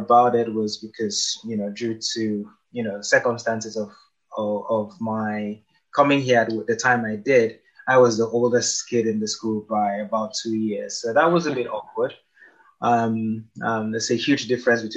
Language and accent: English; Nigeria; moved away as an adult; I spent pretty much my entire life, 19 years in Nigeria, on one street